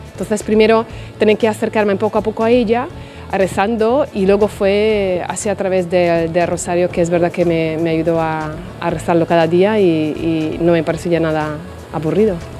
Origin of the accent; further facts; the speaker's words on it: Hungary; Spanish is a second language; moved away as an adult; now in Spain; soy de Hungría y llevo aquí 20 años ya en España.